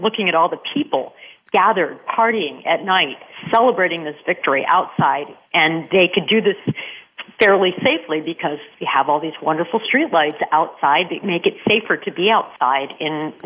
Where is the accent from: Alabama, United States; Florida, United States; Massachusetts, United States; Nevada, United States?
Massachusetts, United States; Boston; my hometown is Boston